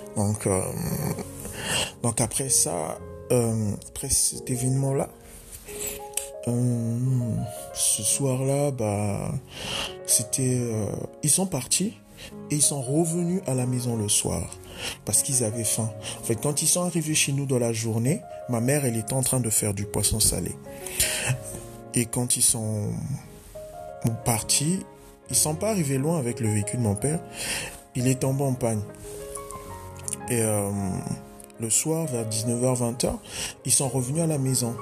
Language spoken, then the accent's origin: French; Dolisie, Niari, Republic of the Congo; chez moi au Congo-Brazzaville